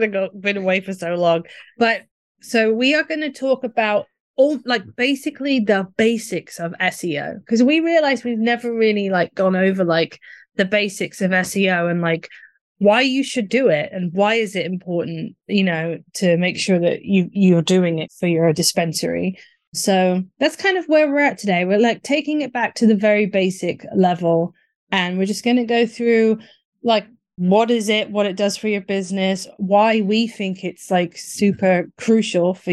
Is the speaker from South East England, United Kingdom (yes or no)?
yes; near the Hellfire Caves, South East England, United Kingdom; born or raised there; moved away